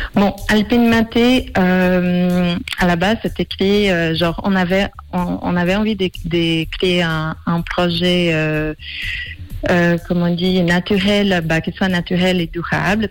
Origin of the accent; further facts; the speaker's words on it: Brazil; French is a second language; moved away as an adult; now in Switzerland; je suis brésilienne, ça fait 16 ans que je suis en Suisse